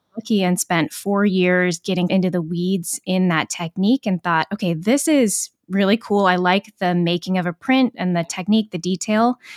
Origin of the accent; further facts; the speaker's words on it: Kaysville, Utah, United States; moved away as an adult; now in Providence, United States; I'm originally from a town called Kaysville, Utah, which is a little north of Salt Lake City. And I remember growing up